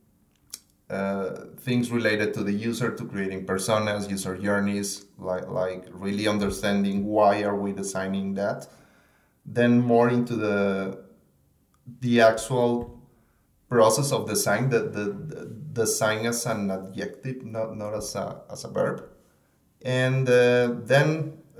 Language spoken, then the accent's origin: English; Mexico; moved away as an adult; now in Austin, United States; I'm from Mexico